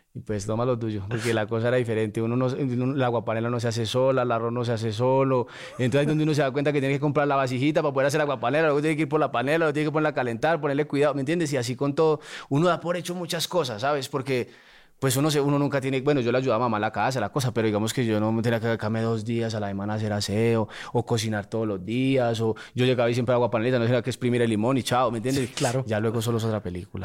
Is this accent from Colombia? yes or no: yes; Medellín, Antioquia, Colombia; Yo nací en Medellín y me criaba aquí